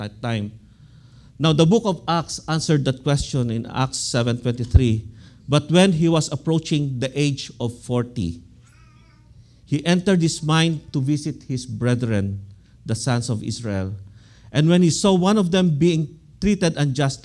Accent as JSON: {"language": "English", "country": "Philippines", "moved": "yes", "lives_now": "United States", "said": "I am an American citizen, but I love my country. I always pray for the Philippines"}